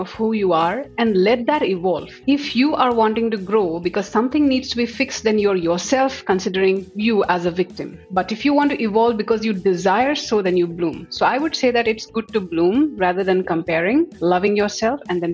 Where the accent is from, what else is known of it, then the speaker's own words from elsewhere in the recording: Assam, India; moved away as an adult; also born or lived in Delhi; I come from Assam and I moved to Delhi after passing my MBA specializing in HR